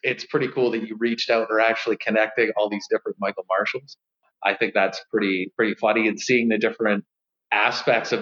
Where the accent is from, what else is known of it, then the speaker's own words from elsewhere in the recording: Vancouver Island, British Columbia, Canada; now in Calgary, Canada; I'm from Vancouver Island, Canada.